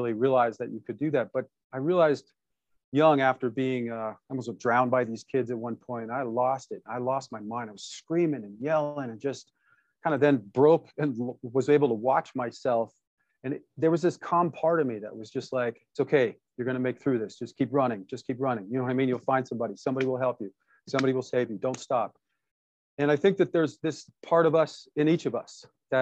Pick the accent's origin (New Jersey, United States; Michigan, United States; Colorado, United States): Michigan, United States; Detroit; I was born in Detroit, Michigan, to parents fighting for the civil